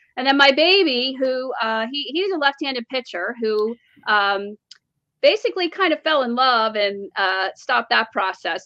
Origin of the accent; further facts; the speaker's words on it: New Jersey, United States; moved away; we're from Jersey